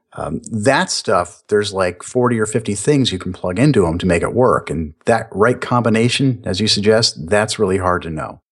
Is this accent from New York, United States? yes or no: yes; New York, United States; now in Florida, United States; I am Italian. I am from New York